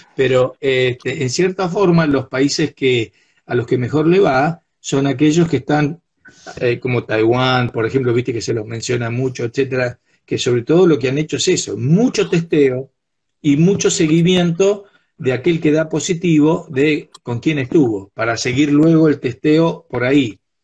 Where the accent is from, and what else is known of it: Argentina